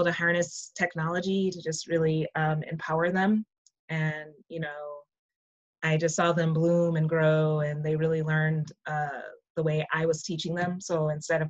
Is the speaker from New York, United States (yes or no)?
no; St. Paul, Minnesota, United States; moved away as an adult; I'm originally from St. Paul, Minnesota. So from those not familiar, it's up by Iowa, North Dakota, South Dakota, Wisconsin. So I grew up there, born and raised